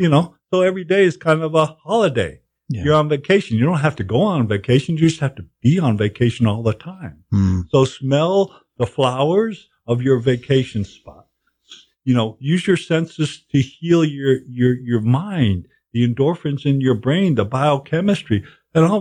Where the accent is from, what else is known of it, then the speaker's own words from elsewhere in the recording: Cape Cod, Massachusetts, United States; I grew up in Cape Cod.